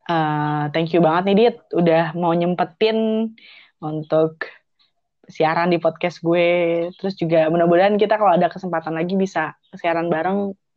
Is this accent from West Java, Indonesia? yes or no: yes; Bandung, West Java, Indonesia; gue lahir di Bandung gitu ngerti gak sih lo jadi besar